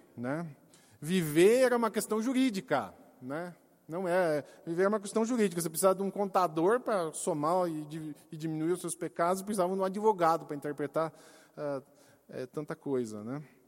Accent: Brazil; como brasileiros

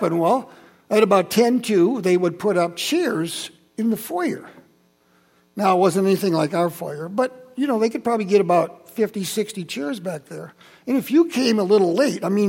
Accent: Holland, Michigan, United States; I grew up in Holland. I'm from Holland. I went to Maple Avenue Christian Reformed Church

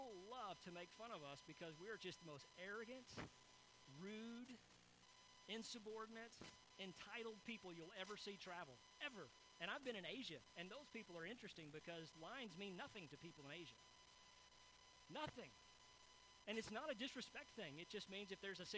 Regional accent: United States

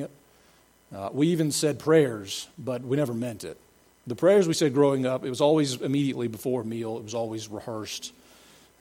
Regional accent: Cobb County, Georgia, United States; also born or lived in Greenville, South Carolina / Atlanta, Georgia; now in Mendes, United States; I grew up in Cobb County near the new Braves Stadium

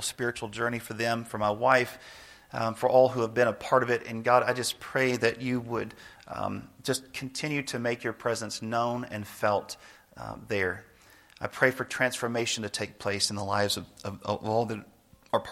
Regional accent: Nashville, Tennessee, United States; now in Snyder, United States; I grew up in Nashville, which is, a really, really big city

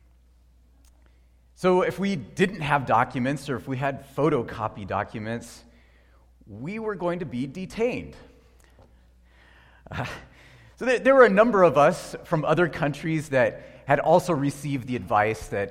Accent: United States; as an American

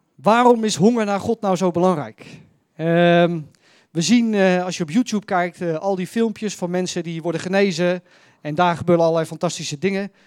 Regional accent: Netherlands; Ik ben Nederlander

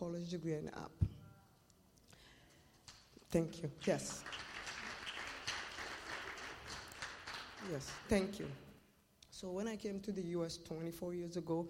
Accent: Mali; moved away as an adult; also born or lived in Russia; now in Tri-Cities, United States; I'm from Mali, West Africa. And I've been living in the Tri-Cities for 24 years.

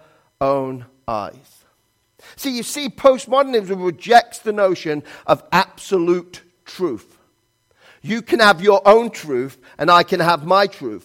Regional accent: England, United Kingdom; moved away as an adult; now in United States; I'm from England

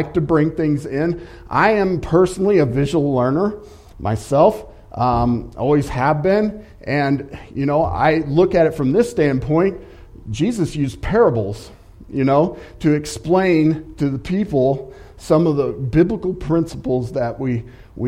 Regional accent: St. Louis, Missouri, United States; also born or lived in Cape Girardeau, Missouri; I grew up in the Midwest, it was around the St. Louis area

